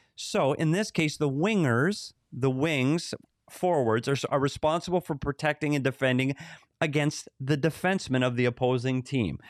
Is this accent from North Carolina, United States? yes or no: no; Bemidji, Minnesota, United States; moved away; Bemidji, Minnesota. I took a road trip there this summer, my hometown